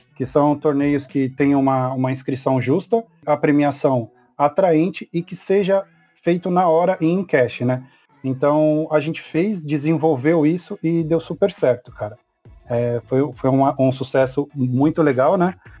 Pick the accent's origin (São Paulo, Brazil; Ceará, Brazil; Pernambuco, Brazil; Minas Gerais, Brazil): São Paulo, Brazil; Mauá; eu sou de Mauá. Tanto eu quanto o Paulo, nós somos de Mauá